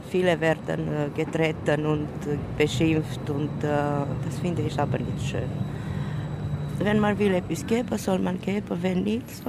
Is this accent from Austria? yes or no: no; Romania; German is a second language; now in Basel, Switzerland; ich komme aus Rumänien